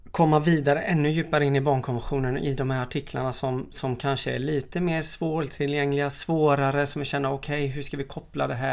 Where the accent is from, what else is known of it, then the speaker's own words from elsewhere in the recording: DR Congo; jag växte upp i Kongo och vi växte upp i gränsen till Angola.